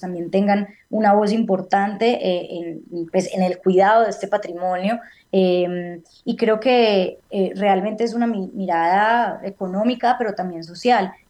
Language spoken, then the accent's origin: Spanish; Colombia; por el hecho de haber nacido en este país